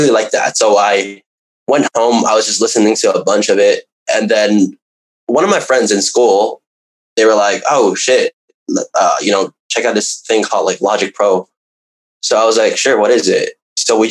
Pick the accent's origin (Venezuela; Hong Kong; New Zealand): Hong Kong; I'm from Hong Kong